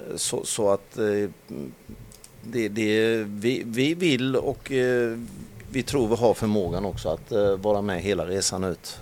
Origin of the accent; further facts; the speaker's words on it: Halland County, Sweden; som hallänning så har man ju när, under, under, under tiden man har vuxit upp